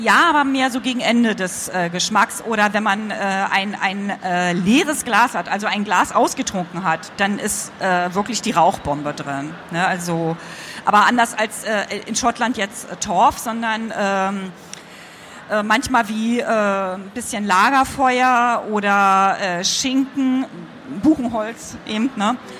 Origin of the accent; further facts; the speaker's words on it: East Germany, Germany; ich bin ja Ostkind, also im Osten aufgewachsen